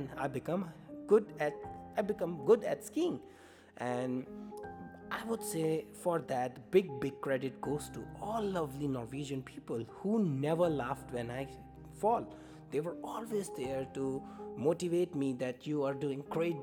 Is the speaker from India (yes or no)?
yes; India; English is a second language; moved away as an adult; now in Norway; I moved to Norway from India